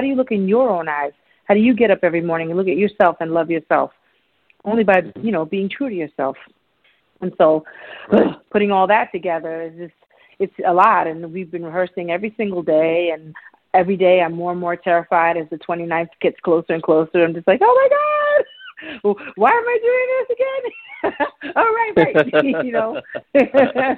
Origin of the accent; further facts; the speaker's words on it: New York City, New York, United States; I grew up in New York City as a kid